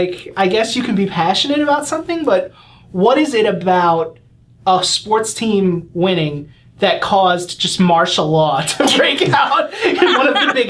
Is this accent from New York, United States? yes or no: yes; New York City, New York, United States; I'm from the Bronx